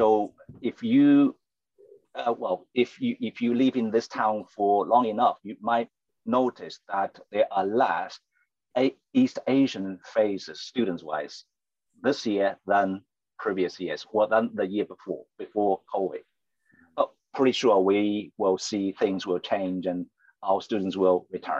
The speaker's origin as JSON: {"language": "English", "region": "Beijing", "country": "China", "second_language": "English", "moved": "as an adult", "lives_now": "United Kingdom", "said": "From north. I came from Beijing. My wife from Qingdao."}